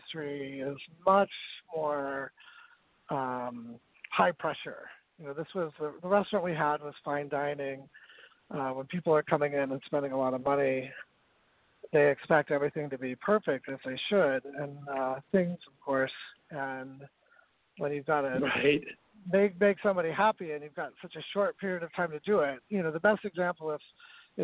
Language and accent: English; northern Utah, United States; moved away as an adult; also born or lived in San Francisco, California; I grew up in northern Utah in a small farming town outside of Salt Lake City